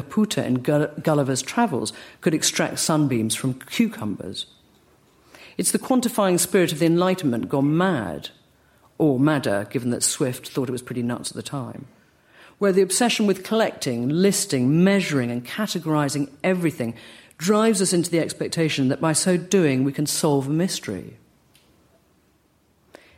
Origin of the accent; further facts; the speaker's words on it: United Kingdom; accent: British; my British accent